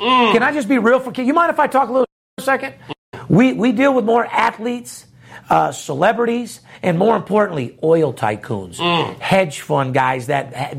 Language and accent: English; Las Vegas, Nevada, United States; Born and raised in Las Vegas, Nevada, third generation.